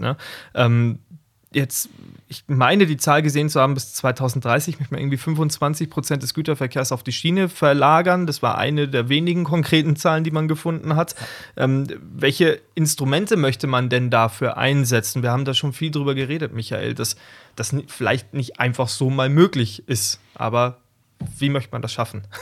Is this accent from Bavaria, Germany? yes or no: yes; south of Munich, Bavaria, Germany; ich komme aus dem Süden von München, kann man so sagen. Und ähm, zwischen Wolfratshausen und Geritzried, das sind zwei kleine Städte in meinem Heimatlandkreis